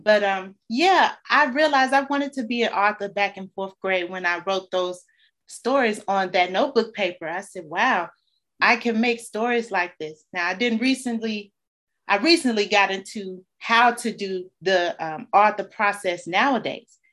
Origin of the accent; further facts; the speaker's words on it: Chicago, Illinois, United States; growing up on the South Side